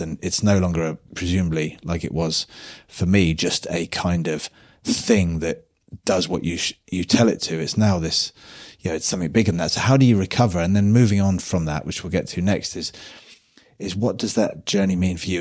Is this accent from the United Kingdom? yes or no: yes; United Kingdom; being British